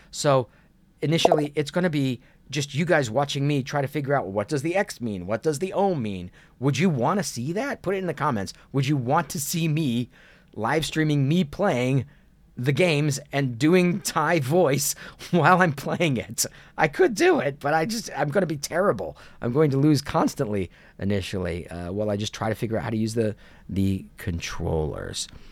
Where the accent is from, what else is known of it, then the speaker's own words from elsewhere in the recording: Kent, Ohio, United States; moved away as an adult; also born or lived in New York City / Los Angeles; I grew up in Kent, Ohio